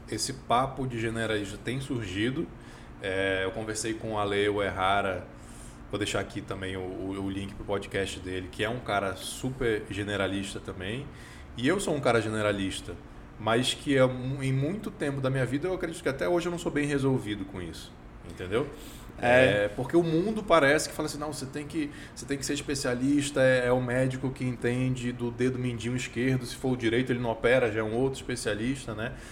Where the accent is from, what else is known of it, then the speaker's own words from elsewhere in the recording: Brasília, Federal District, Brazil; now in Canada; eu sou brasiliense